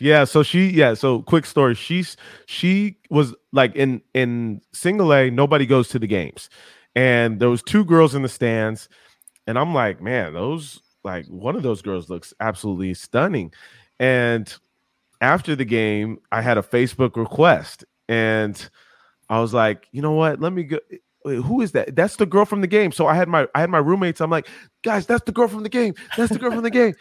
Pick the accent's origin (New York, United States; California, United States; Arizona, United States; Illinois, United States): California, United States; San Diego; I grew up in San Diego watching the Padres.